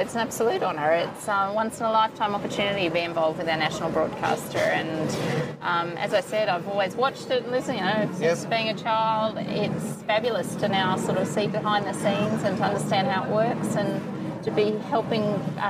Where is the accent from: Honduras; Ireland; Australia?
Australia; Victoria; born there; I was born in Victoria.